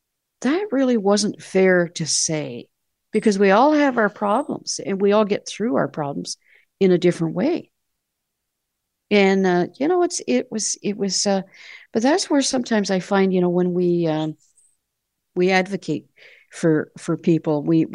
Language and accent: English; Canada